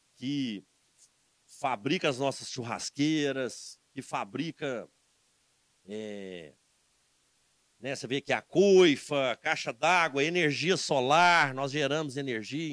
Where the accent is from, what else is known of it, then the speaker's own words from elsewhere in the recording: Cajuru, Minas Gerais, Brazil; now in Divinópolis, Brazil; que é minha terra, né? Eu sou do Cajuru